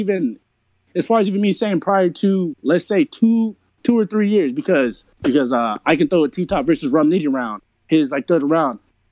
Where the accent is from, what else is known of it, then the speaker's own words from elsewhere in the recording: the West, West Coast, United States; I'm from the West